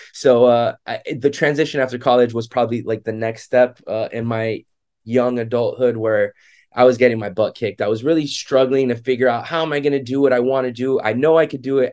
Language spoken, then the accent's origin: English; Miami Beach, Florida, United States; I was born and raised in Miami Beach, Florida.